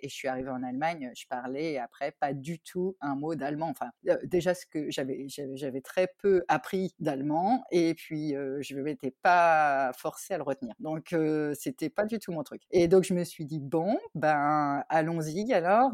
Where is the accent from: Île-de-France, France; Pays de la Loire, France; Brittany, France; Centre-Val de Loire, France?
Centre-Val de Loire, France; Tours; moved away as an adult; also born or lived in Paris / Australia; now in Germany; je suis originaire moi de Tours